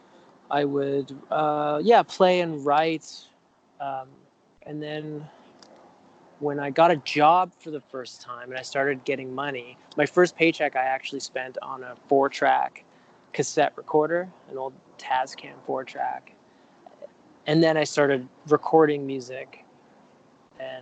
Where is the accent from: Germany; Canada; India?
Canada; Vancouver, British Columbia; I grew up in Vancouver. Yeah, just on the west side of Vancouver. And aside from a year that I spent in Europe, I've lived here my whole life